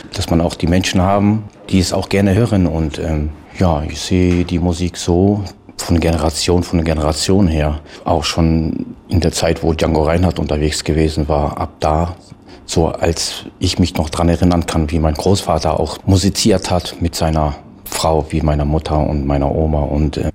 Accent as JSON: {"language": "German", "country": "Germany", "said": "bei uns in Deutschland"}